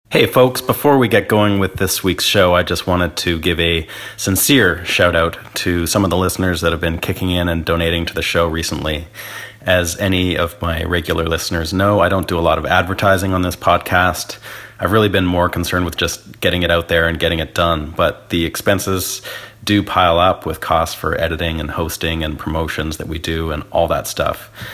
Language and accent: English; Canada; moved away as an adult; now in Nashville, United States; I'm a Canadian guitarist, songwriter, producer, and engineer, and I've been living and working here in Nashville for the last four years.